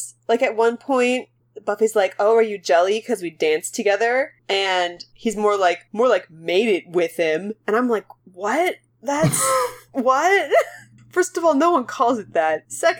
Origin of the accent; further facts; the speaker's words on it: Canada; we're so Canadian.